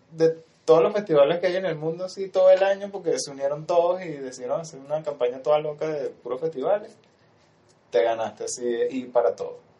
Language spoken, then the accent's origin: Spanish; Venezuela